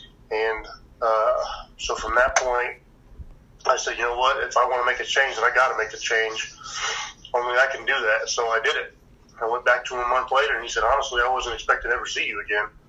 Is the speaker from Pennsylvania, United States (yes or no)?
no; Indiana, United States; My story pretty much is I grew up in Indiana my whole life